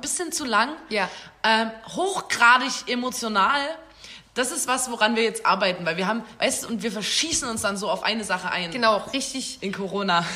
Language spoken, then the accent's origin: German; Chemnitz, Saxony, Germany; sind Chemnitzer, Chemnitzerinnen. Schon immer